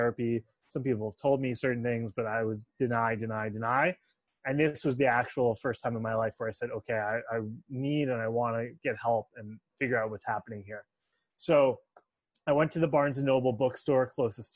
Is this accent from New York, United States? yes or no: yes; Long Island, New York, United States; I'm from New York originally. I live in Manhattan now. And I grew up on Long Island